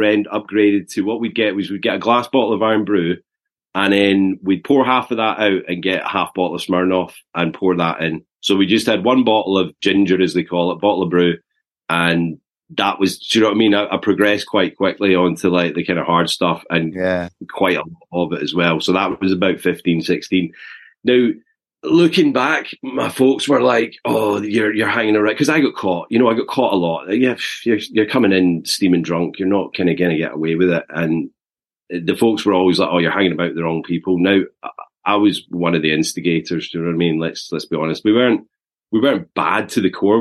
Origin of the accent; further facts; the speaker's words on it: Eaglesham, Scotland, United Kingdom; also born or lived in Glasgow; I was born in Glasgow in 1980, so I'm 43 now. But grew up in the south side of Glasgow in a little village called Eaglesham.